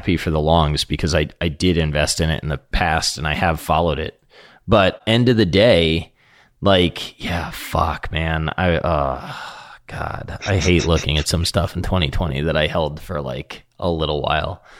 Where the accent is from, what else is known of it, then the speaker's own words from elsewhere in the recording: Chicago, Illinois, United States; where are you from? And I said, Chicago